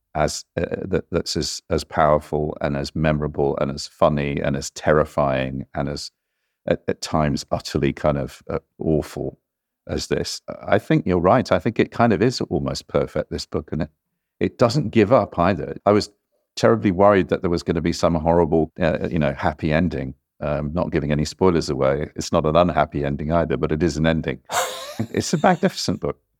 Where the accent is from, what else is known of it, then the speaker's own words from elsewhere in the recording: New Zealand; I grew up in New Zealand